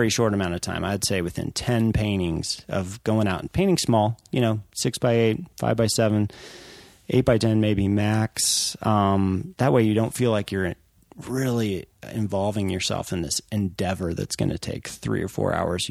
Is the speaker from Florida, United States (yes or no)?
no; Colorado, United States; growing up in Colorado